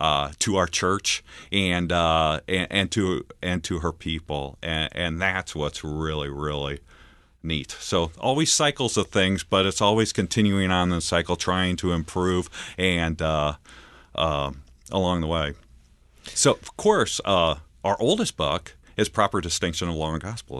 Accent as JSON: {"language": "English", "town": "Altamont", "region": "Illinois", "country": "United States", "tie": "born or raised there", "also_born_or_lived": "Red Bud, Illinois", "said": "grew up, uh, in central Illinois, in Altamont, Illinois, outside of there where my dad was a pastor"}